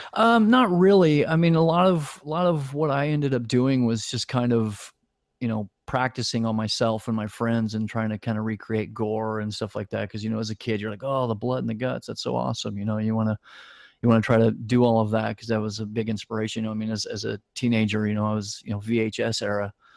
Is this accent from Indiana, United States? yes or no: yes; Indianapolis, Indiana, United States; moved away as an adult; also born or lived in Ohio / Florida; now in Los Angeles, United States; I originally grew up in Indianapolis, Indiana.